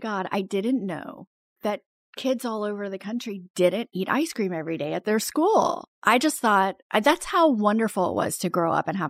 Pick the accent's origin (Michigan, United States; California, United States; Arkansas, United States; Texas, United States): Texas, United States; born or raised there; also born or lived in Baton Rouge, Louisiana